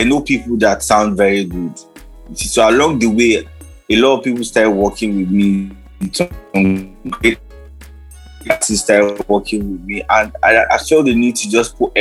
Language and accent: English; Jos, Plateau, Nigeria; I'm from Jos